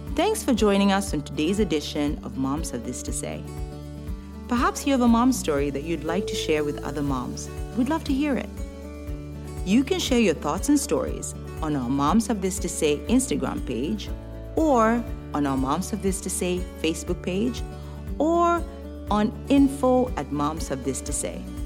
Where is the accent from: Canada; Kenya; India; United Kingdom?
Kenya; now in United States; Growing up in Kenya, Christmas was a time of family get-togethers